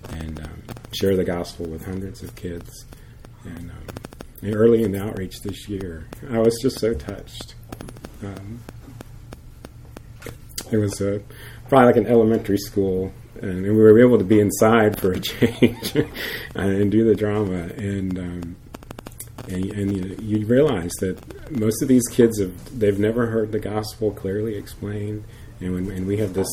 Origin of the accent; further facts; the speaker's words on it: United States; we're from America and they speak Spanish, we speak English.